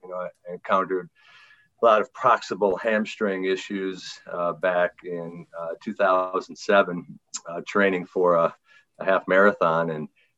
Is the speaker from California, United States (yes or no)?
no; Green Bay, Wisconsin, United States; I'm from Green Bay, Wisconsin